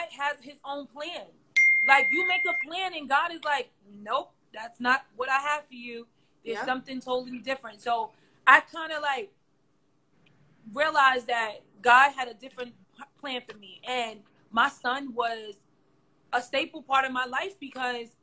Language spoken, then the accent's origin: English; New York City, New York, United States; I'm from Brooklyn, and like I lived in a neighborhood where, you know, it was tough.